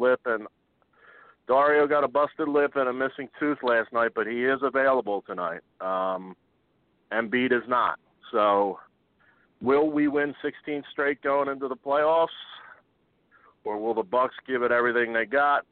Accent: Philadelphia, Pennsylvania, United States; I I am from Philadelphia

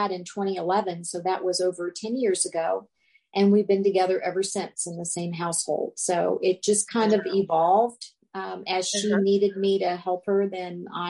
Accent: Cincinnati, Ohio, United States; moved away as an adult; also born or lived in Tucson, Arizona; I was from Cincinnati, and I would go far away to the University of Arizona in Tucson

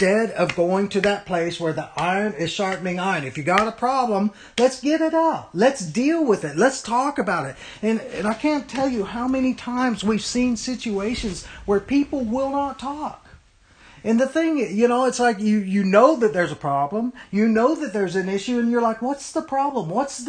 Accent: United States; we, as American Christians

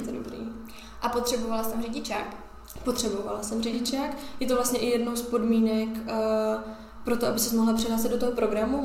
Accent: Czechia; jsem z České republiky

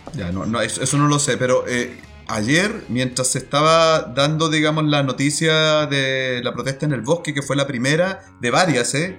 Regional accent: Talcahuano, Biobío, Chile; now in Valdivia, Chile; Yo, por lo menos, que crecí en Talcahuano

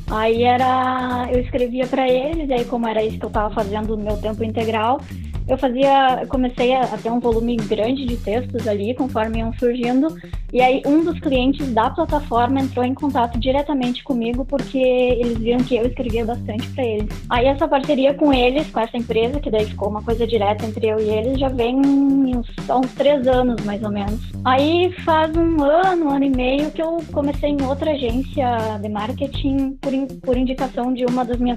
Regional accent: Santa Maria, Rio Grande do Sul, Brazil; Na verdade, eu, eu sou daqui mesmo, né? Natural de Santa Maria. Aí fiz faculdade aqui na UFSM, na Universidade Federal

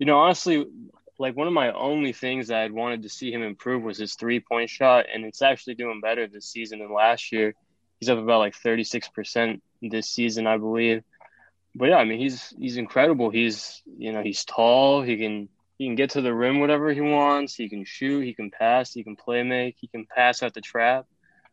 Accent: the Bay Area, California, United States; I'm from the Bay.

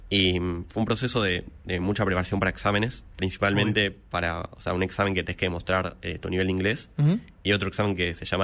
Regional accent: Argentina; now in Miami, United States; yo cuando me fui a, de Argentina a Miami no, me lo imaginaba

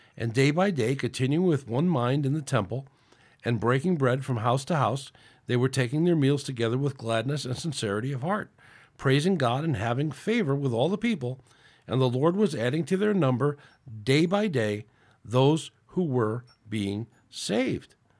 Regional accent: United States; It's my right as an American

